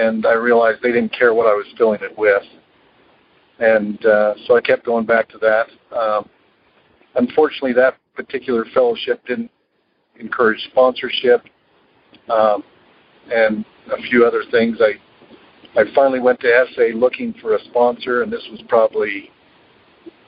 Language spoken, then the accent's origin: English; Utah, United States; I'm from Utah.